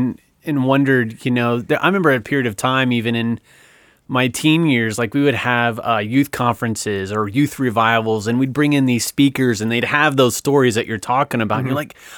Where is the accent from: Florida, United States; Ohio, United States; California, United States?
Ohio, United States; Now, mind you, I'm growing up in North Central Ohio. So this is, you know, three time zones, I think, away.